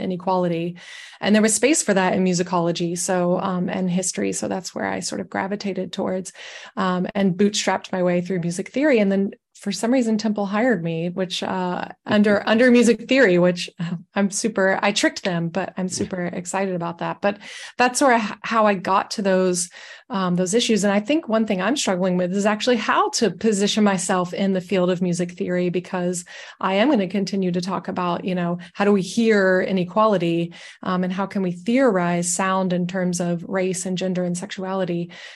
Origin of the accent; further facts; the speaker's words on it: Forsyth County, Georgia, United States; moved away; I grew up in Forsyth County where the KKK was still extremely active and visible